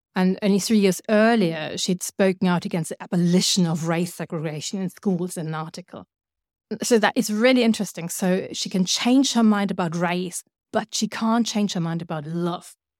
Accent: Germany; I come from Germany

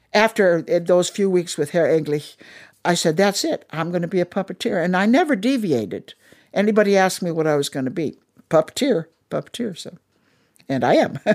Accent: Minnesota, United States; also born or lived in Darmstadt, Germany; now in Washington, DC, United States; I'm from Minnesota

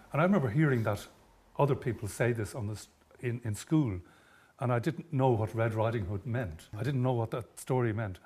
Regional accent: Ireland; born or raised there; first language German; English is a second language

